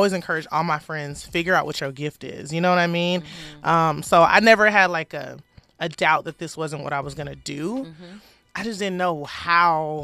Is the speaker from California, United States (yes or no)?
yes; Compton, California, United States; I'm from Compton, California.